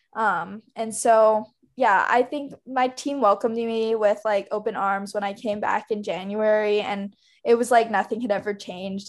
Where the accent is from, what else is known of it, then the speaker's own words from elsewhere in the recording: Hawaii, United States; I'm from Hawaii, and so we don't really have seasons there.